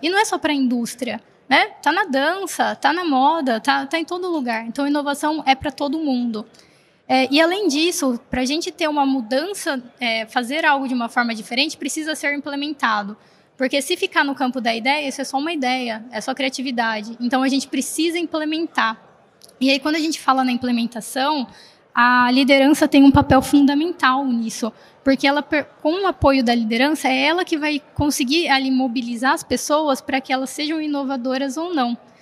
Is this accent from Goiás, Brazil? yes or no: no; Americana, São Paulo, Brazil; eu sou do interior de São Paulo, como então vocês podem ver interior, né? Lá de Americana